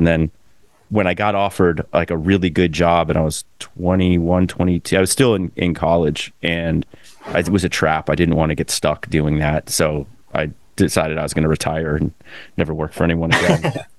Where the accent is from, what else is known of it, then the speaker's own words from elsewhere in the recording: Gainesville, Florida, United States; I grew up in Gainesville